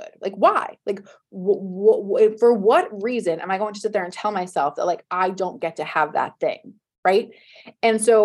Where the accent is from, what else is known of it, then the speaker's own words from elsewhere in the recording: New Jersey, United States; moved away as an adult; now in Los Angeles, United States; I'm from New Jersey. I lived in New Jersey till I was 33, 34.